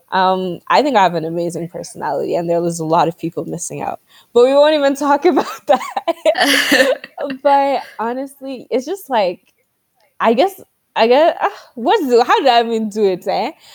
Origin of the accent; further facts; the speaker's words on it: Nigeria; growing up as a Nigerian